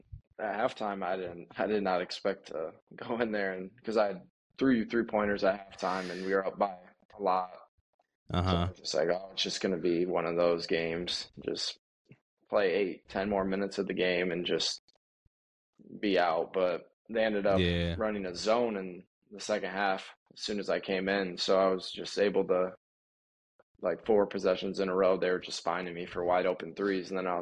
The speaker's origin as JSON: {"language": "English", "town": "Lake Odessa", "region": "Michigan", "country": "United States", "tie": "born or raised there", "said": "to Lakewood at Lake Odessa, Michigan. It's over by Lansing more."}